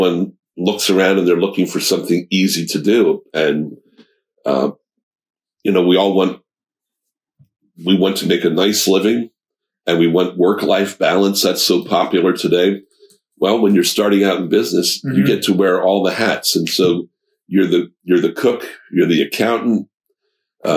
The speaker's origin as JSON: {"language": "English", "town": "Lebanon", "region": "Pennsylvania", "country": "United States", "tie": "born or raised there", "said": "I was born and raised in Lebanon, okay. So I'm a lifelong resident"}